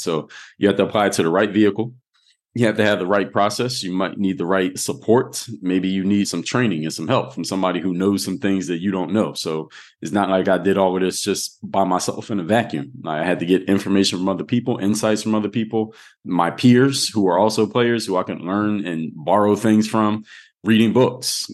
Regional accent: Philadelphia, Pennsylvania, United States; now in Miami, United States; I'm from Mount Airy

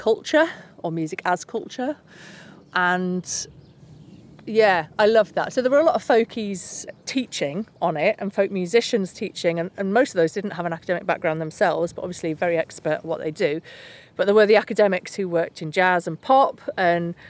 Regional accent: Keighley, Yorkshire and the Humber, United Kingdom; I'm from Keighley, West Yorkshire

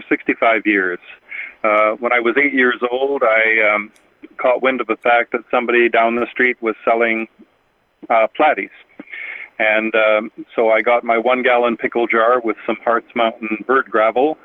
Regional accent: Winnipeg, Manitoba, Canada; I was born in Winnipeg and raised in Winnipeg, and I've been here all my life

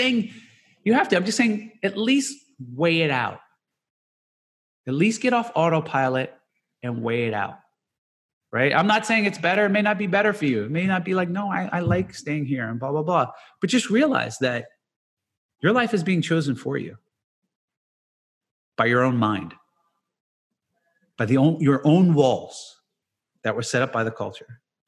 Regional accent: Jersey City, New Jersey, United States; I'm going to do this my whole life because I grew up in Jersey City and I'd be here. And these are all the people I know.

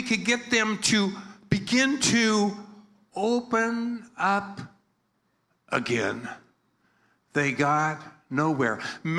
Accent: Philippines; I'm like a Filipino. I'm a Filipino pastor. I'm a happy person.

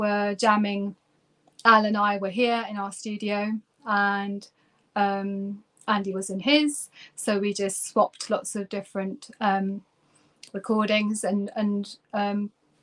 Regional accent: Turkey; moved away as an adult; now in United Kingdom; I'm actually originally from Turkey

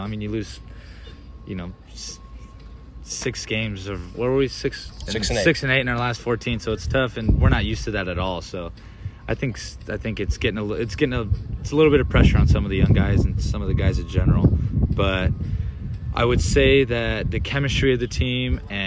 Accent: West Coast, United States; I grew up on the West Coast

